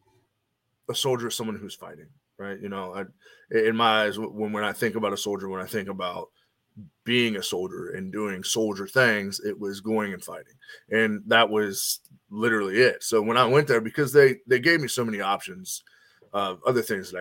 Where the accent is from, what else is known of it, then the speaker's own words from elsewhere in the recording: Northern Kentucky, United States; also born or lived in Cincinnati, Ohio; now in Nashville, United States; I grew up in Northern Kentucky, right on the other side of Cincinnati.